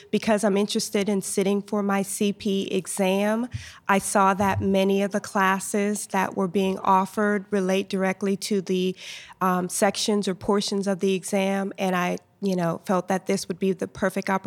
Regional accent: Charleston, South Carolina, United States; I am from Charleston, South

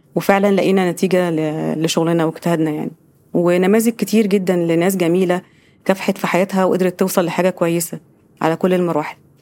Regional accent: Giza, Giza Governorate, Egypt; ان انا من الجيزه

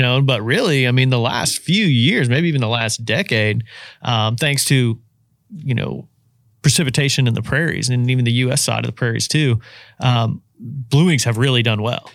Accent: Indiana, United States; now in Louisiana, United States; where I grew up in Indiana

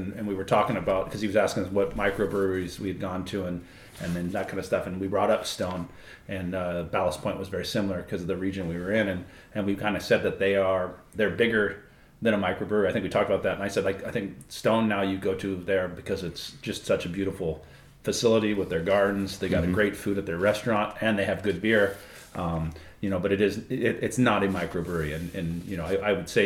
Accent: United States; as a kid growing up in the United States, especially back in the 70s and the 80s

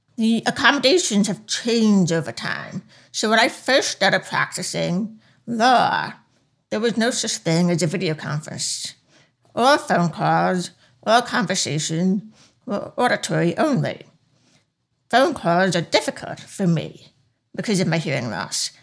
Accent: Long Island, New York, United States; accent: deaf accent; now in Washington, D.C., United States; I grew up in Long Island, New York

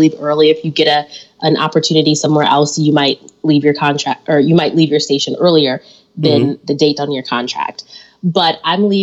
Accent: Detroit, Michigan, United States; moved away as an adult; also born or lived in Syracuse, New York / Madison, Wisconsin; now in Milwaukee, United States; I'm from Detroit, Michigan, born and raised there

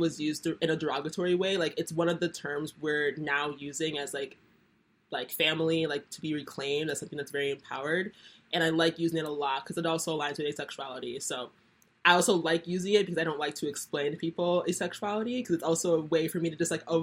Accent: Nigeria; I'm Nigerian, and that's like very much a part of the culture

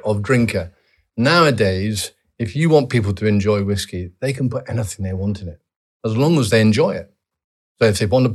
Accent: Edinburgh, Scotland, United Kingdom; I was born at home in Redford near the barracks.

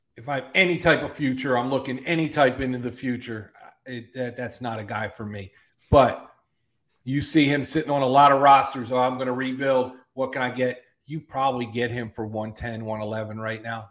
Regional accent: Philadelphia, Pennsylvania, United States; I'm from Philly

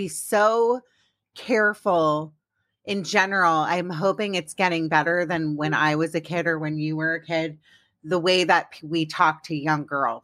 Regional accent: Maryland, United States; also born or lived in Washington, District of Columbia, United States; I grew up in Washington, DC, but really I grew up in Maryland, but I say I'm from DC

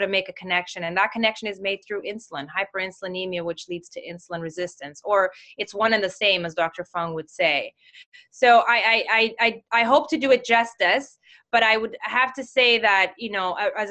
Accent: Mozambique; moved away; I'm from Mozambique

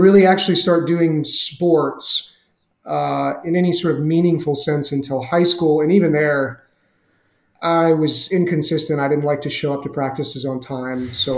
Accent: Southeast, United States; I grew up in the Southeast. I bounced around a lot as a kid because my dad was in the Navy, and everywhere we ended up living was generally pretty rural

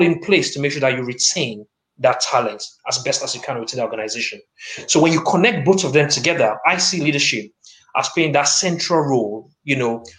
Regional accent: Lagos, Nigeria; moved away as an adult; now in Nottingham, United Kingdom; I am proudly Nigerian, born and battered in the great city of Lagos. But I'm also British, and I have a strong commitment to my adopted city of Nottingham

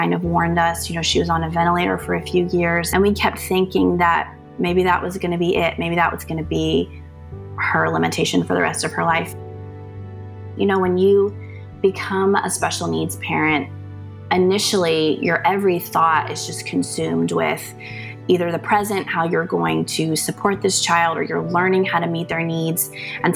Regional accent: North Carolina, United States; I am from North Carolina.

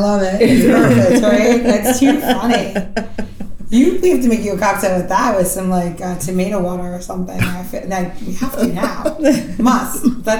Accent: New York, United States; I'm from New York, just so you know, that well-rounded, I've been hanging out in New York in the 60s, 70s, 80s

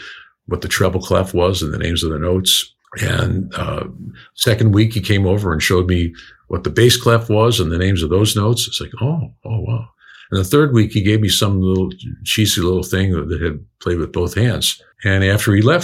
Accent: New York City, New York, United States; moved away; also born or lived in Chicago; I was born in Brooklyn in 1951

